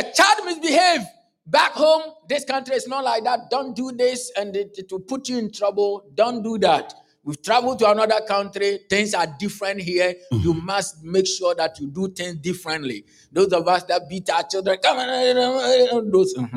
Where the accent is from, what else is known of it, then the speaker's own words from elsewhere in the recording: Kumasi, Ashanti, Ghana; I come from Ghana, born and bred in Ghana